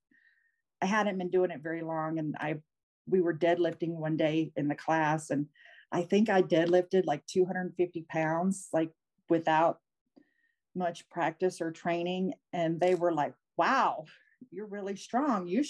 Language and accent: English; Louisiana, United States; moved away; also born or lived in Montana; my home state of Louisiana